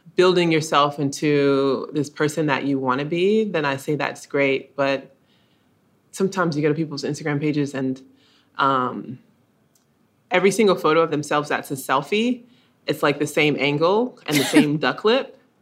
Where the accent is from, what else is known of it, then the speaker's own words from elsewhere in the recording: Columbus, Georgia, United States; growing up in Columbus, Georgia